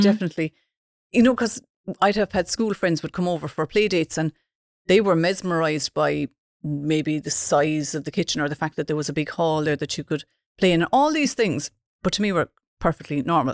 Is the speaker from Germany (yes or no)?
no; Dunmanway, Munster, Ireland; I'm from Dun Manuay.